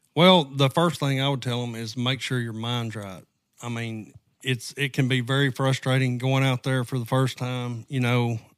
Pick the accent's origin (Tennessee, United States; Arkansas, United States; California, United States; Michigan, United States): Arkansas, United States; Southwest; accent: southern draw; moved away; I'm originally from Southwest Arkansas